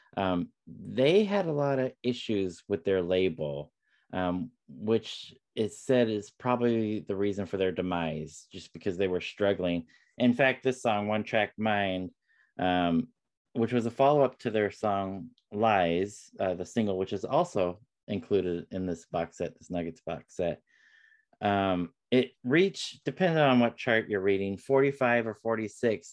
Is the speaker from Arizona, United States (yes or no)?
no; West Palm Beach, Florida, United States; my home state of Florida, n- uh, not far from where I was born in West Palm Beach